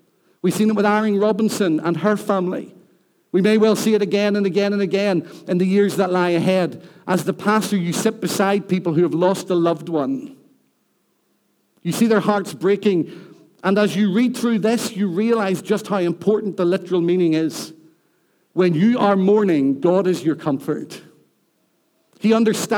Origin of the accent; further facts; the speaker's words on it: Rathcoole, Northern Ireland, United Kingdom; now in Newtownards, United Kingdom; I live in Newton Ards. I'm from Rathcoole. I'm not ashamed of where I've come from.